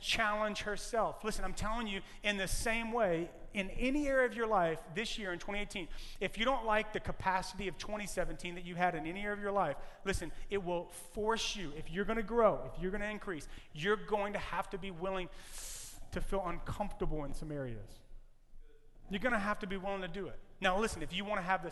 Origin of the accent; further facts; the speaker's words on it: Louisiana, United States; now in California, United States; I am from Louisiana. And in Louisiana, we tell Cajun jokes. I am Cajun, but I'm Californian. I'm a Cajun Californian